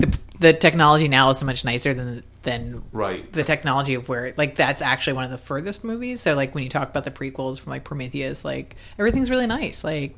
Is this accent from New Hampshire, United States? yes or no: no; Philadelphia, Pennsylvania, United States; moved away; I'm sitting in a movie theater in Karachi, Pakistan, watching you know my hometown and Rocky on screen